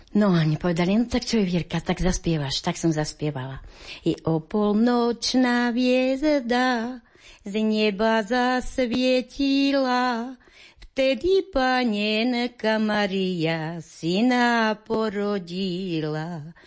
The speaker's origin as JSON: {"language": "Slovak", "town": "Pohorelá", "region": "Banská Bystrica Region", "country": "Slovakia", "moved": "yes", "said": "ja som ináč z Pohrelej"}